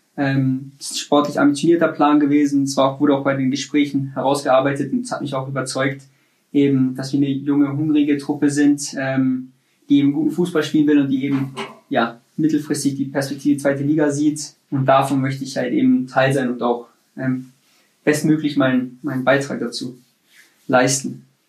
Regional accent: Munich, Bavaria, Germany; moved away as an adult; also born or lived in Nuremberg; in München ist, wo ich geboren bin, wo ich aufgewachsen bin

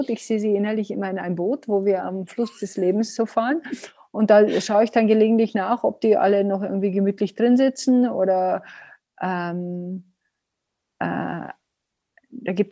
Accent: Bavaria, Germany; Also ich hieß als Neunjährige hieß ich bei uns in Bayern, in, bei uns, wo ich aufgewachsen bin, die beleidigte Leberwurst.

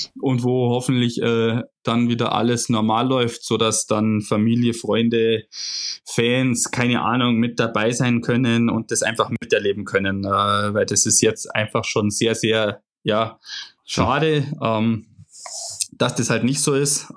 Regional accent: Germany; wo ich lebe, wo ich aufgewachsen bin

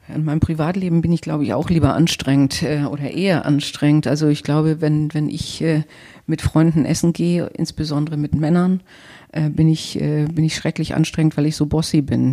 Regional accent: Northern Germany, Germany; also born or lived in Paris / London / the Midlands / Nigeria; als Norddeutsche

